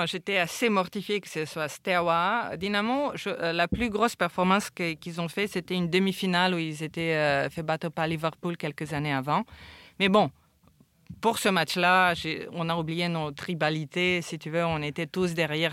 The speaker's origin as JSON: {"language": "French", "country": "Romania", "also_born_or_lived": "London / New York", "moved": "yes", "lives_now": "France", "said": "je suis roumaine"}